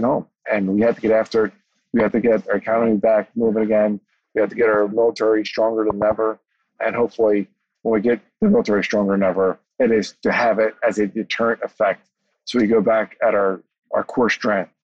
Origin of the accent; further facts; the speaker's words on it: United States; I'm saying this as an American